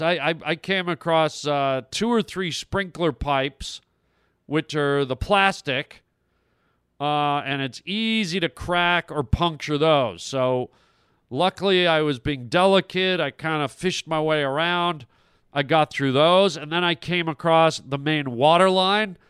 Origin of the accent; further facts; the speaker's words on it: Toronto, Ontario, Canada; I grew up in Toronto